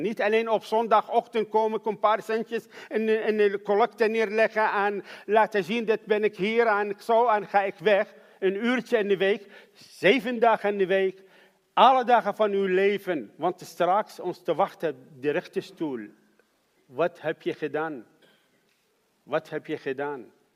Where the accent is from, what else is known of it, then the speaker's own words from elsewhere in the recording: Iraq; Dutch is a second language; moved away as an adult; now in Netherlands; ik ben geboren in Irak